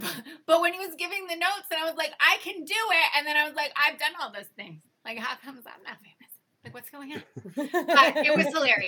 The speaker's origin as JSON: {"language": "English", "region": "East Coast", "country": "United States", "said": "I'm from the East Coast."}